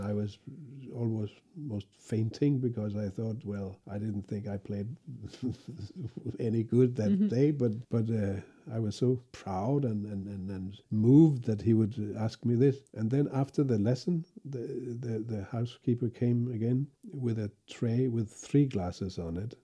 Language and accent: English; Copenhagen, Capital Region of Denmark, Denmark; my hometown in Denmark, in, it was Copenhagen